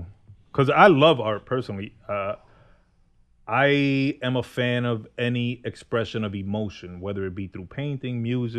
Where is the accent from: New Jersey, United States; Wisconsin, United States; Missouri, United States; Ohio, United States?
New Jersey, United States; Jersey City; I grew up on Franklin and Palisade.